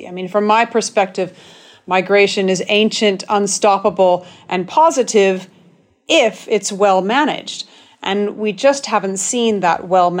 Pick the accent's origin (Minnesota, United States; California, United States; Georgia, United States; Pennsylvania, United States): California, United States; I'm from California